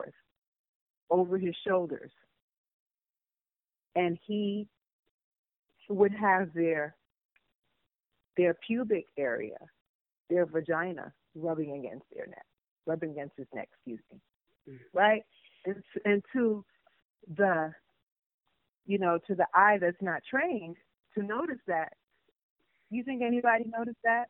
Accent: New York, United States; also born or lived in Panama; I grew up in New York. My family moved us to New York when we came from Panama.

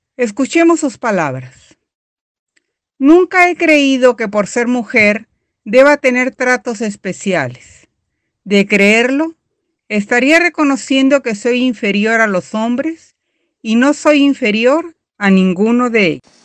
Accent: Mexico City, Mexico; de la Ciudad de México

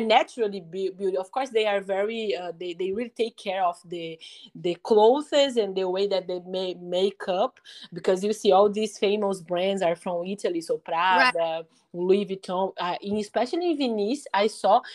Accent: Brazil; English is a second language; we are speaking English in Brazil

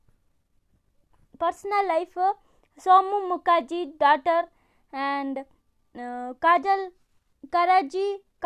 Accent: Shajapur, Madhya Pradesh, India; I'm coming from Baglu, Sajapur

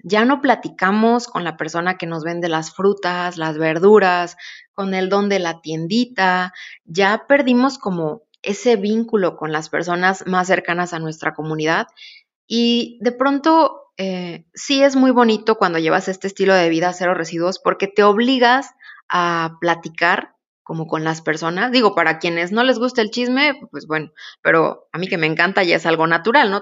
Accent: Oaxaca, Mexico; como pueblo oaxaqueño que somos

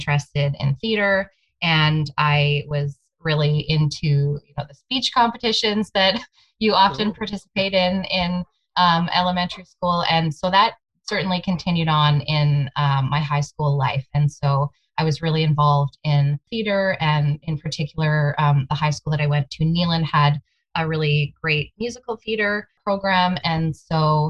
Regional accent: Brandon, Manitoba, Canada; also born or lived in Borden, Ontario; I was born there and lived there until the end of grade four, and then did move to Ontario for 4 years, and then returned back to Brandon for high school.

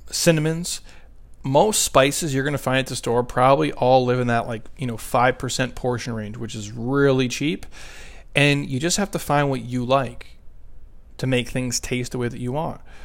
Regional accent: Midwest, United States; now in Southwest, United States; I'm from the Midwest

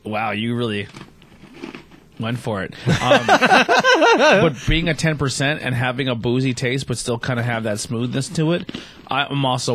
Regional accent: Pennsylvania, United States; I'm from Pennsylvania

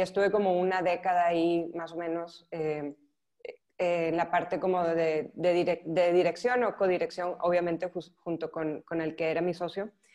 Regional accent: northern Mexico, Mexico; moved away as an adult; now in Barcelona, Spain; soy mexicana, soy del norte de México

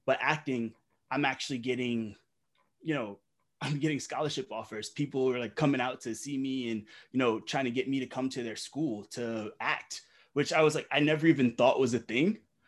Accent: Delaware, United States; also born or lived in Brooklyn, New York; I was born in Brooklyn, of course, not in the best neighborhoods, but of course, my mom being a single mom, she just did what she had to do to try and get us out. And you know, she just moved us to Delaware, just her

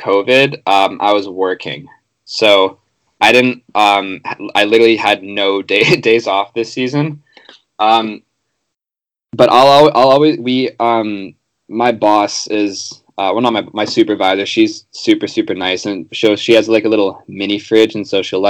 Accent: Vancouver, British Columbia, Canada; I grew up on Dunbar Street

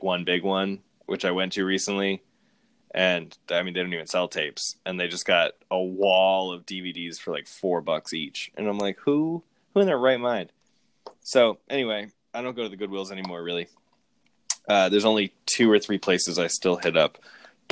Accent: Massachusetts, United States; moved away; I'm from Massachusetts

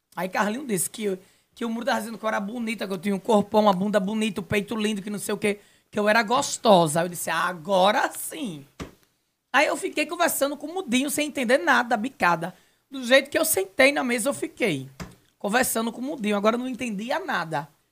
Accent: Nazaré da Mata, Pernambuco, Brazil; de onde eu sou, a minha naturalidade Nazaré da Mata

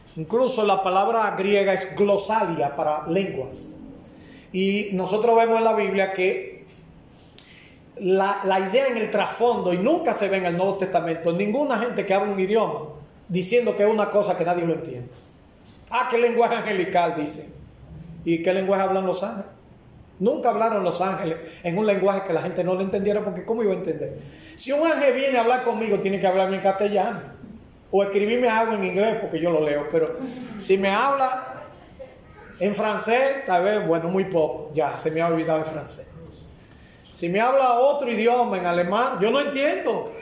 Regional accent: Dominican Republic; como dominicano

